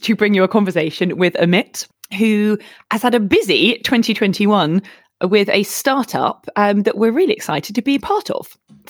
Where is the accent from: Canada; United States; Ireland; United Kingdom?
United Kingdom; accent: British; also born or lived in London; my British accent.